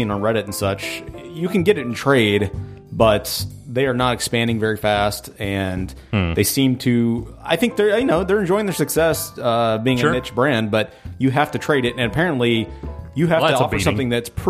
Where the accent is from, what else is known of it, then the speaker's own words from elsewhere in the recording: New York, United States; Hey, we're from New York.